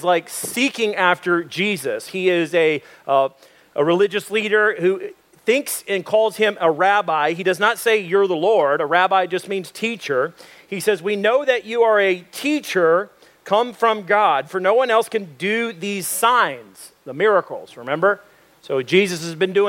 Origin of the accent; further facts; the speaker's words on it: Dallas, Texas, United States; I was born in Dallas, 1978. Dallas, Texas, Baylor Hospital.